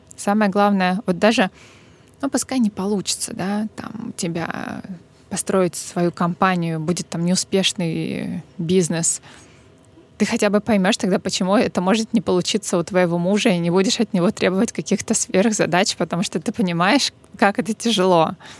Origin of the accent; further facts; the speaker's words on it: Novorossiysk, Krasnodar Krai, Russia; moved away; моего родного города